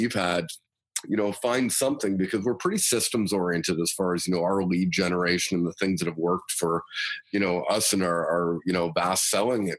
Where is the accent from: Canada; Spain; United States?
Canada; London, Ontario; I was born and raised in London, Ontario. Grew up here, went to high school here, university here